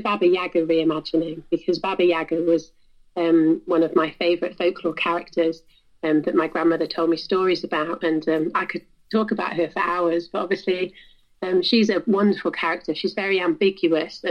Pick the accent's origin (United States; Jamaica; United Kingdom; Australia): United Kingdom; South Wales; I grew up in South Wales near the coast